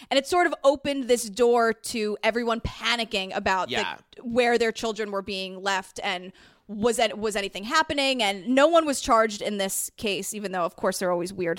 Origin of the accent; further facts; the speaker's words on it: New York City, New York, United States; I grew up in Whitestone, New York.